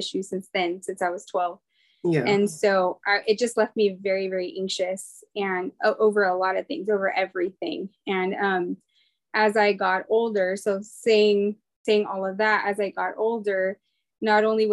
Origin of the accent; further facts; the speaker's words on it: Fresno, California, United States; moved away as an adult; now in Southern California, United States; I am from Fresno, California. Originally, I was born and raised Cali girl all my life. So I'm in SoCal now, about 6 hours away from where I grew up.